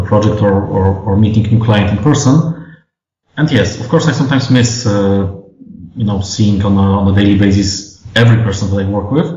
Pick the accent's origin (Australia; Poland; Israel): Poland; Warsaw, Masovian Voivodeship; we're basically all from Warsaw or the areas around Warsaw